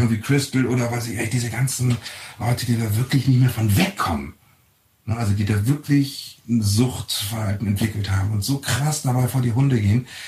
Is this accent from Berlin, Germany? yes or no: yes; Berlin, Germany; Ich bin hier geboren. Ich oh. bin Berliner.